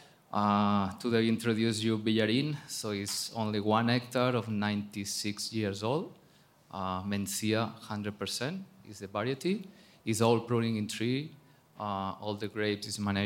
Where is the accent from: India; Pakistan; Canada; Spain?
Spain; Barcelona, Catalonia; English is a second language; moved away as an adult; now in Bierzo, Spain; I'm originally from Barcelona, but I work in New Zealand, France, California